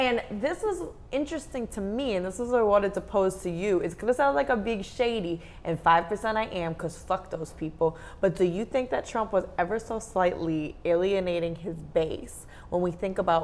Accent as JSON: {"language": "English", "country": "United States", "said": "being from America"}